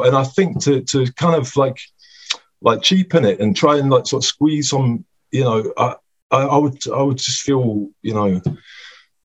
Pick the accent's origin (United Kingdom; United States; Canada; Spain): United Kingdom; Scotland; moved away; also born or lived in Newcastle; Yeah, I'm from Scotland. Yeah, I grew up in Scotland